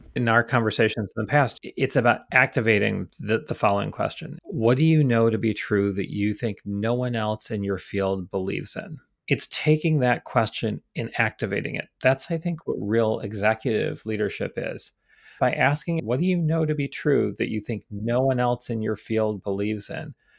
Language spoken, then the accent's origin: English; Rochester, New York, United States; accent: Rochester; I try to remove the Rochester accent as much as possible.